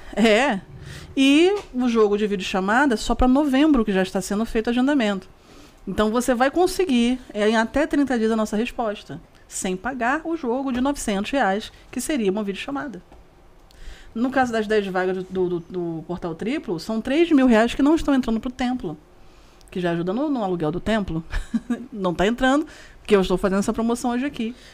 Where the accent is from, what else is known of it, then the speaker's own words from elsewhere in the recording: Rio de Janeiro, Brazil; você morar na Praça Seca, no Rio de Janeiro, para quem é do Rio vai saber muito bem o porquê que eu tô falando isso, morar do lado de São José Operário, de você crescer nesse bairro, crescer neste condomínio, ficar 30 e poucos anos no mesmo lugar